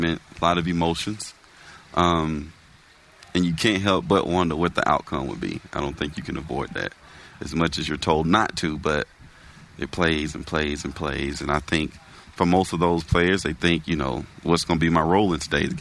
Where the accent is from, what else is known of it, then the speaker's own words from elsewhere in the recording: the South, Florida, United States; moved away; I grew up in the South where football is big